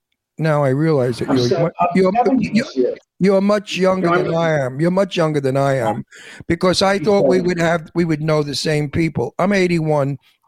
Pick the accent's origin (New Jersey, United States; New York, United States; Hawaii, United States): New York, United States; moved away; I'm a New Yorker. I know, born and raised.